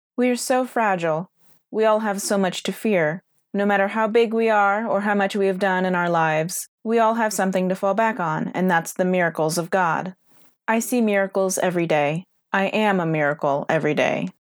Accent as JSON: {"language": "English", "town": "San Antonio", "region": "Texas", "country": "United States", "tie": "born or raised there", "said": "I was born in an elevator of the Santa Rosa Hospital in San Antonio, Texas"}